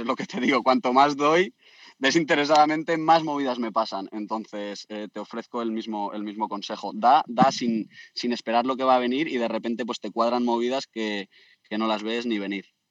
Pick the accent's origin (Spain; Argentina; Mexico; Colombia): Spain; Community of Madrid; moved away as an adult; also born or lived in Australia / Byron Bay; otro socio de mi pueblo de Madrid